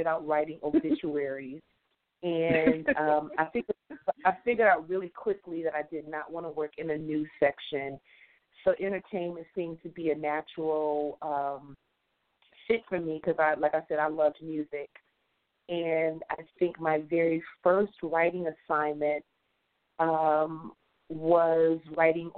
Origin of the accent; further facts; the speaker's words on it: Detroit, Michigan, United States; A little girl growing up in the 70s in Detroit, Michigan